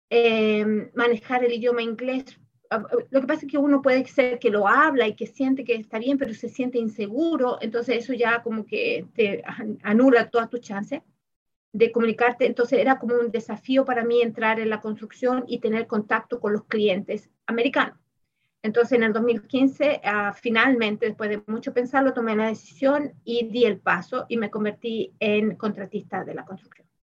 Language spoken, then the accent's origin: Spanish; Chile; moved away as an adult; also born or lived in Germany; now in United States; Yo ah, estudié en mi país, en Chile, y eh, trabajé en Alemania y trabajé, eh, bueno, acá en Estados Unidos estoy trabajando también.